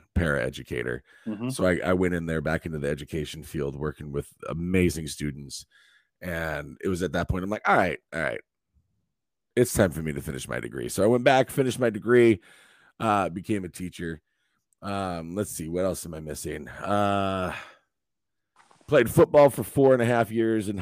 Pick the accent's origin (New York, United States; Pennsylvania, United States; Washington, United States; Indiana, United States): Washington, United States; Eastern; also born or lived in Connecticut; I was born and raised in Eastern Washington, a small little farming community